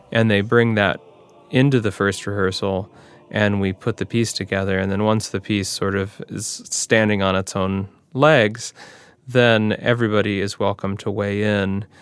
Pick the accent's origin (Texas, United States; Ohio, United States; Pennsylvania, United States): Ohio, United States; Cleveland; now in Upper Midwest, United States; I grew up near Cleveland